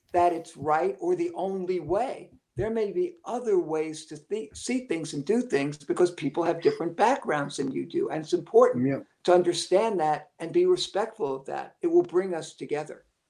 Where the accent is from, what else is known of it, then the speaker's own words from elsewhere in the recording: New York City, New York, United States; I was born and raised in Brooklyn, uh, and everybody around me had very similar beliefs